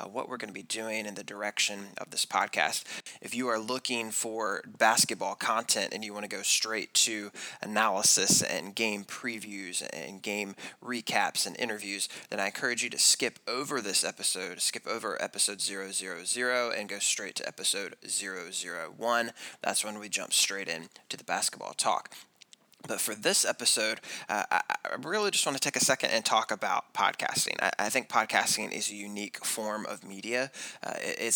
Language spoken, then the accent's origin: English; Chapel Hill, North Carolina, United States; I was born and raised in North Carolina. I'm from the Chapel Hill area. I went all the way through high school in Chapel Hill